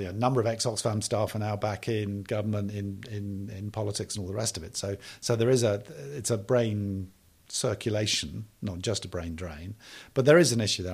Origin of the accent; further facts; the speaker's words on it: United Kingdom; I am British